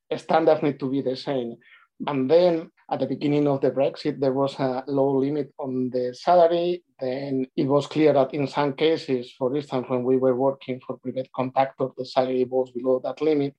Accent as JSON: {"language": "English", "country": "Spain", "tie": "born or raised there", "also_born_or_lived": "Glasgow, United Kingdom", "moved": "as an adult", "lives_now": "United Kingdom", "said": "on my last two years in Spain, I spent a lot of time uh, traveling between my hometown and Madrid"}